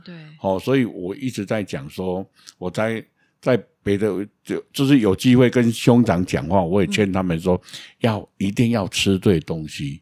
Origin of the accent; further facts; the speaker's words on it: Taiwan; 我们乡下啊，那个台， 台糖的，种蔗糖的非常多啊